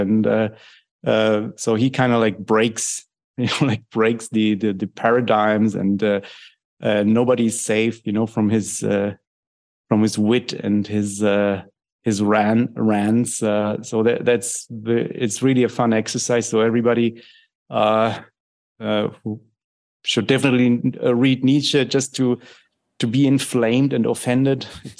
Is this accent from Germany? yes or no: yes; Germany; English is a second language; And since I grew up in Germany, you know, very much in the in this milieu, you know, that was shaped and shaping these things, I'm very interested in that kind of thing.